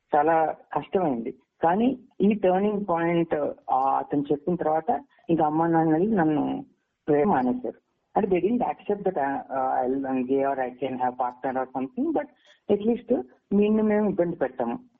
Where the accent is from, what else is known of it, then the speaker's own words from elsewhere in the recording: Karimnagar, Telangana, India; now in Bangalore, India; నేను ఒక తెలుగు మీడియం నుంచి వచ్చిన వాడిని ఒక చిన్న టౌన్ లో కరీంనగర్ అనే టౌన్ లో చదువుకున్నాను